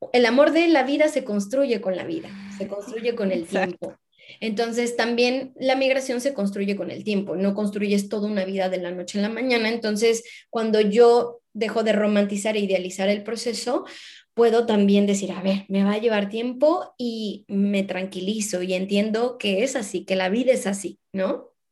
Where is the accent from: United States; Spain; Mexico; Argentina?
Mexico; moved away; yo me veo jubilándome en mi país, en México